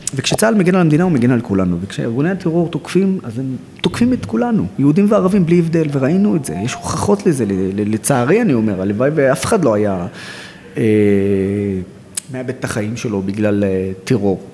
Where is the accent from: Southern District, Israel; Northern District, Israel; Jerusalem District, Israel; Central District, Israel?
Northern District, Israel; Nazareth; also born or lived in Haifa; אני נולדתי בעיר חיפה, שזו העיר המעורבת הכי גדולה בארץ, וגדלתי בעיר נצרת, שזו העיר הערבית הכי גדולה בארץ